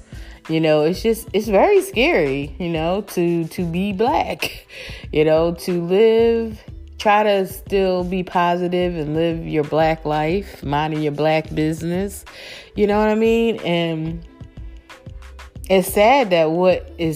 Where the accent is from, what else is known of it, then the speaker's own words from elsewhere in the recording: Philadelphia, Pennsylvania, United States; my city, I love my city, you know, I'm from Philly